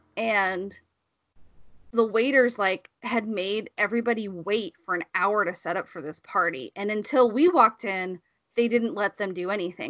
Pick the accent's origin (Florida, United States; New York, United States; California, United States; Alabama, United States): Alabama, United States; moved away; I grew up in Alabama